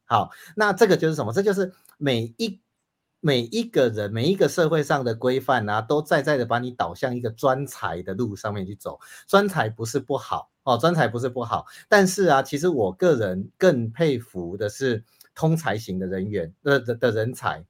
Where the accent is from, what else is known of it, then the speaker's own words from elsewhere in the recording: Taiwan; 我们台湾人